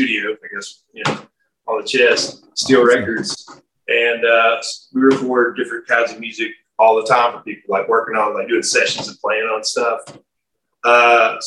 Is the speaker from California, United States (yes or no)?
no; Haynesville, Louisiana, United States; also born or lived in Haughton, Louisiana; I'm originally from Haynesville, Louisiana. It's a really small town.